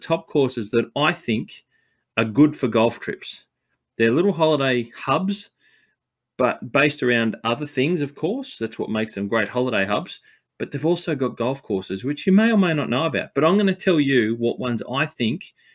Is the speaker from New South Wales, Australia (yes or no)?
yes; Sydney, New South Wales, Australia; also born or lived in Blue Mountains; being a New South Welshman and growing up in Sydney and the Blue Mountains